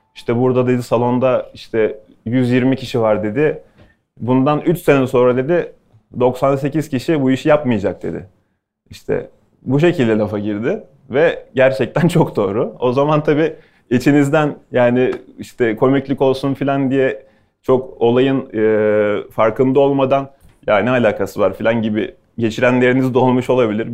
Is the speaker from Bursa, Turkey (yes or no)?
yes; Bursa, Turkey; also born or lived in Ankara / Istanbul; now in Bodrum, Turkey